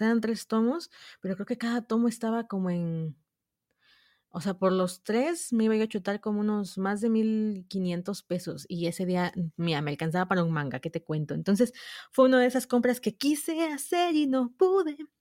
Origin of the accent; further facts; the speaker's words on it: southern Mexico, Mexico; Soy mexicana Vivo en México, al sur de México